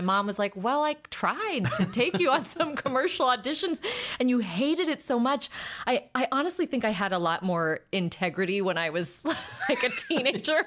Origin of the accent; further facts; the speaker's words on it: South Pasadena, California, United States; also born or lived in Highland Park, Los Angeles; I grew up in South Pasadena m, by way of Highland Park